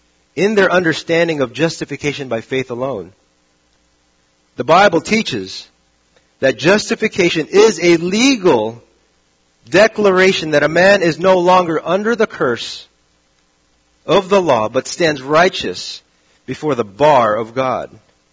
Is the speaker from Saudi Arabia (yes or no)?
yes; Saudi Arabia; Now, growing up in Saudi Arabia, this was a very weird moment because the days were always sunny.